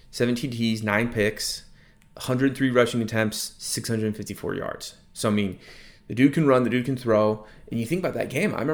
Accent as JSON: {"language": "English", "region": "California", "country": "United States", "tie": "born there", "said": "I was born in California, so I kind of have some some California allegiances."}